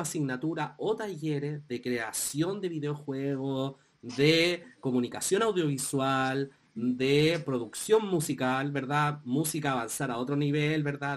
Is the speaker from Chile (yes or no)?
yes; Chile; nosotros vivimos como chilenos